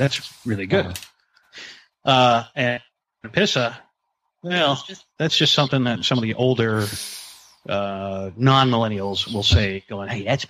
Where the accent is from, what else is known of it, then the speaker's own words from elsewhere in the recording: United States; I come from America